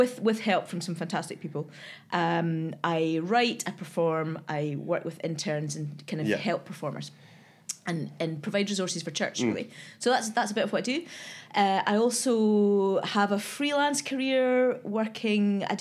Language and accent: English; Edinburgh, Scotland, United Kingdom; moved away as an adult; also born or lived in South East England; now in Glasgow, United Kingdom; I grew up in Edinburgh